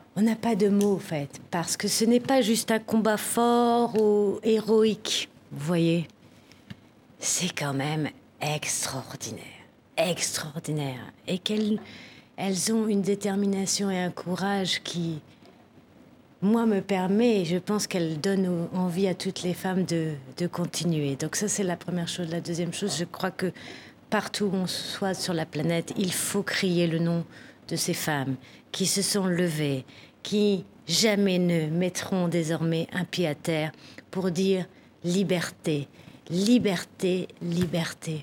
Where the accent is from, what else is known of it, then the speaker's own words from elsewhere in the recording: France; chez nous en France